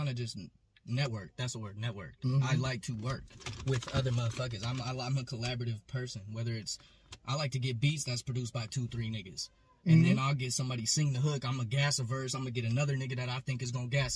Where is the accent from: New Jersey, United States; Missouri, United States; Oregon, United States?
Oregon, United States; Portland; I grew up in Southeast, and then I moved to Park Rose.